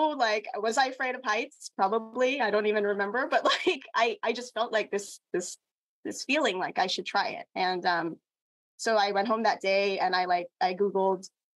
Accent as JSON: {"language": "English", "country": "Philippines", "said": "I am Filipina."}